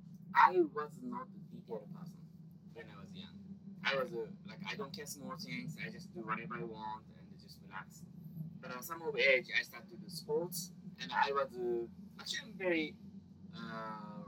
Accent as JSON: {"language": "English", "country": "Japan", "second_language": "English", "moved": "as an adult", "lives_now": "United States", "said": "I was living in Japan"}